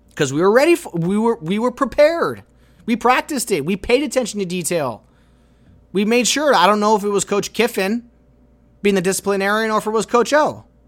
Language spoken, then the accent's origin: English; Los Angeles, California, United States; we're from Los Angeles